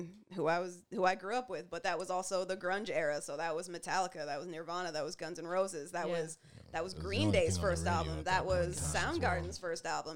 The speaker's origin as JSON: {"language": "English", "town": "Windsor", "region": "Ontario", "country": "Canada", "tie": "born or raised there", "said": "growing up in Windsor, I had good radio, it wasn't Windsor's radio. It was Detroit radio"}